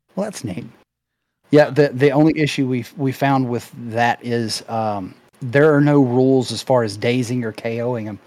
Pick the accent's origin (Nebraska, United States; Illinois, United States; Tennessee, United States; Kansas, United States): Tennessee, United States; Memphis; I'm from the Memphis area